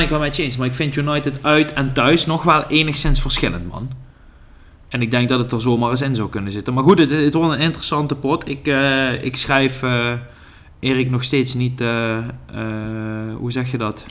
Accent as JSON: {"language": "Dutch", "country": "Netherlands", "said": "wij, vooral als Nederlanders"}